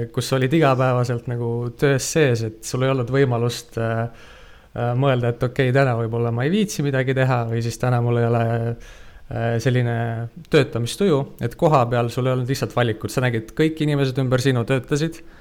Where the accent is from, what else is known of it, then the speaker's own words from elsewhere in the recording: Tartu, Tartu County, Estonia; ma olen ise Tartust